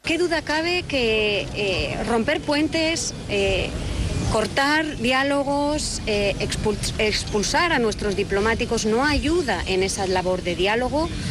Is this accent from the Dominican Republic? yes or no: no; Spain; nuestro país, España